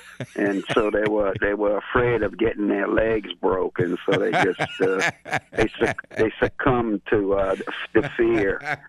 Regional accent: New Orleans area, Louisiana, United States; growing up in Black Cat Lacombe at the racetrack

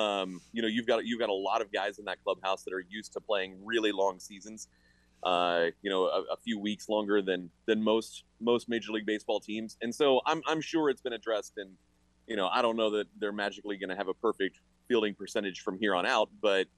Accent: England, United Kingdom; born there; I was born in England. Like, if anyone should be upset, it's me.

